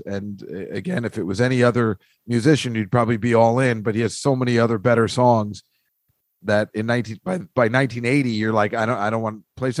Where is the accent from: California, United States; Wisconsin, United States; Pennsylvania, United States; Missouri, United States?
Pennsylvania, United States; Philadelphia; where I grew up in Philadelphia